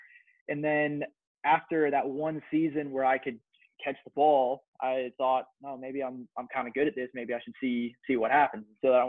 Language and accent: English; North Versailles, Pennsylvania, United States; also born or lived in West Chester, Pennsylvania; So I'm from North Versailles, Pennsylvania, which is 10 miles east of Pittsburgh. And so I went to East Allegheny High School, went to EA my entire life.